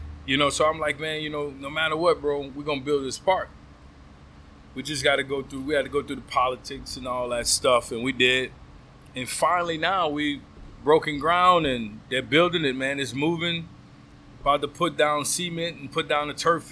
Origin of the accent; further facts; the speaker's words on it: Metairie, Louisiana, United States; moved away; also born or lived in St. Rose, Louisiana; I grew up in Metairie, Louisiana